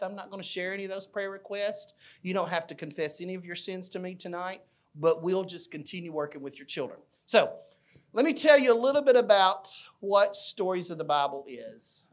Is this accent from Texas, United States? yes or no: no; Fayette, Alabama, United States; I grew up in a small town in Alabama named Fayette